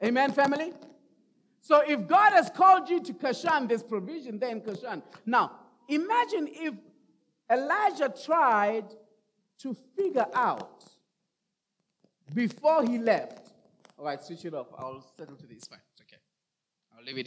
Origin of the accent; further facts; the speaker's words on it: Rustenburg, North West, South Africa; moved away as an adult; also born or lived in Kempton Park, South Africa; now in Roodepoort, South Africa; send me to Rustenburg. That's my hometown.